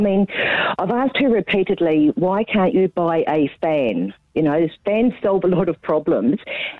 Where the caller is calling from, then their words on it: Gold Coast, Queensland, Australia; I'm calling from the Gold Coast.